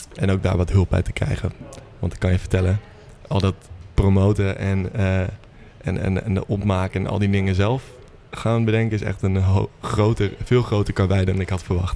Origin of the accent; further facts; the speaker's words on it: Purmerend, North Holland, Netherlands; ik kom uit Purmerend oorspronkelijk